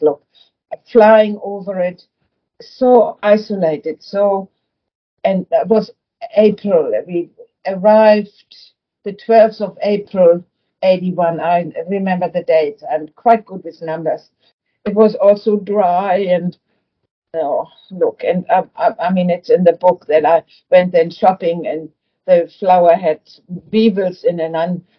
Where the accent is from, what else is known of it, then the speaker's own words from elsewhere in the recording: Flensburg, Schleswig-Holstein, Germany; English is a second language; moved away as an adult; also born or lived in Africa; now in Kununurra, Australia; I was born in Germany, in Flensburg, which is the most north town of Germany, and 10 kilometers further is Denmark.